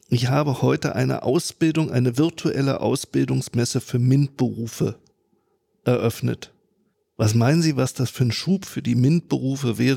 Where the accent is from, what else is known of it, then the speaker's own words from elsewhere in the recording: Germany; Bin aus Friese